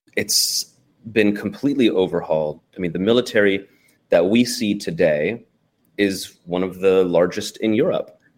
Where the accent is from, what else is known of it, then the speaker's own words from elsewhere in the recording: Portland, Oregon, United States; moved away as an adult; also born or lived in Kyiv, Ukraine / Bakhmut, Ukraine; now in Ukraine; growing up on the West Coast of the U S in Portland, Oregon